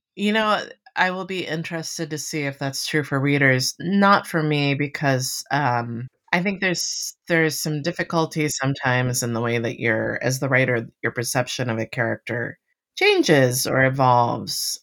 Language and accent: English; Miami, Florida, United States; now in western Massachusetts, United States; I grew up in Miami, um, next to the ocean.